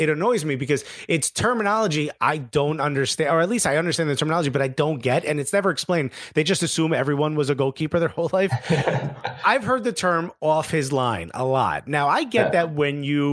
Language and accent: English; Newark, New Jersey, United States; I'm from Newark